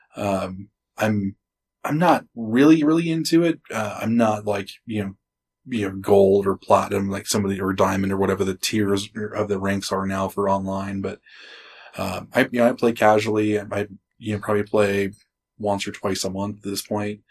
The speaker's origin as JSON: {"language": "English", "town": "Springfield", "region": "Oregon", "country": "United States", "tie": "born or raised there", "moved": "yes", "said": "I was born in Springfield, just outside of Eugene"}